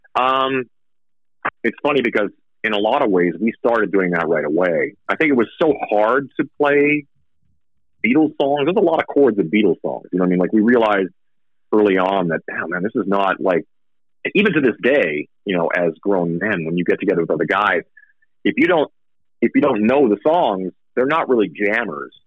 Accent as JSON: {"language": "English", "region": "Saskatchewan", "country": "Canada", "tie": "born or raised there", "also_born_or_lived": "Vancouver, Canada", "moved": "yes", "lives_now": "Las Vegas, United States", "said": "i moved like from Saskatchewan where I grew up was super winter"}